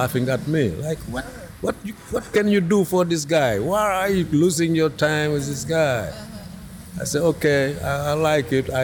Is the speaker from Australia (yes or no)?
no; Dakar, Senegal; also born or lived in New York City, United States; I grew up in Dakar, went to high school in Dakar, law school in Dakar